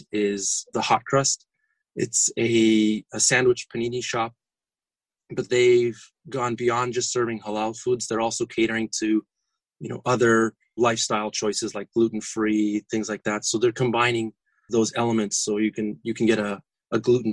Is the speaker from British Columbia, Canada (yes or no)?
no; Toronto, Ontario, Canada; now in Orlando, United States; I was born and raised in Toronto